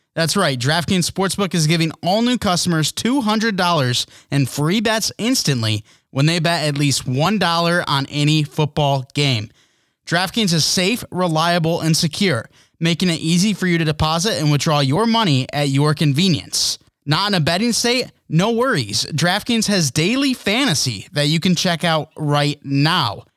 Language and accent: English; United States; an American